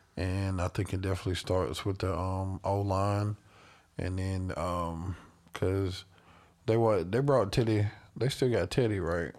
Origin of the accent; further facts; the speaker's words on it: Carolina, United States; I'm from Carolina